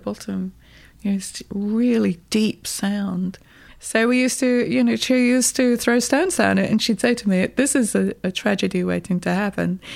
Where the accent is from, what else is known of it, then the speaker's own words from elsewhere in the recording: Birmingham, West Midlands, United Kingdom; also born or lived in South Wales; now in New York, United States; I was born in Birmingham